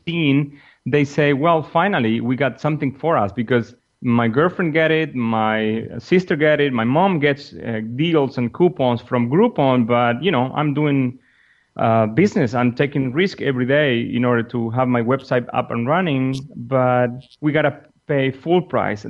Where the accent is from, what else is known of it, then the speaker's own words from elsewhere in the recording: Argentina; moved away as an adult; also born or lived in San Jose, California; I'm from Argentina myself and down in South America